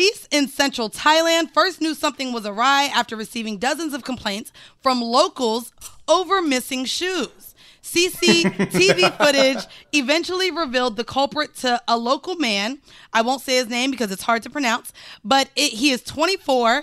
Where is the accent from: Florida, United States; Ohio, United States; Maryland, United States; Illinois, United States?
Florida, United States; I'm not from New York. I'm from Florida